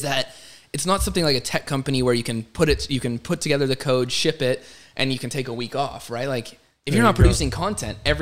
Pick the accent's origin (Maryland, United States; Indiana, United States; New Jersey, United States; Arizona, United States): Arizona, United States; I was born and raised in Arizona